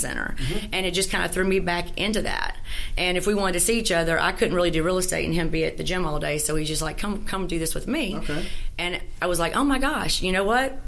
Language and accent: English; Shreveport, Louisiana, United States; also born or lived in Natchitoches, Louisiana; I was born in Natchitoches, but I moved to Shreveport when I was seven and a half. Okay. And, you know, grew up here in the Caddo schools